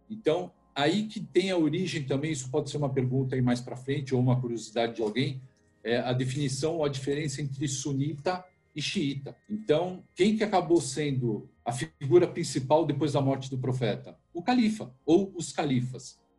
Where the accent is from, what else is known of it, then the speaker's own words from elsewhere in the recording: Brazil; sou brasileiro, filho de libanês, meu pai é do Líbano, veio para cá, para o Brasil